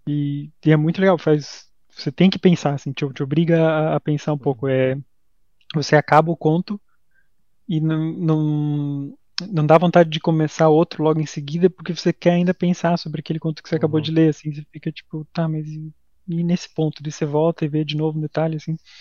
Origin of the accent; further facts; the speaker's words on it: Santa Catarina, Brazil; a gente é de Santa Catarina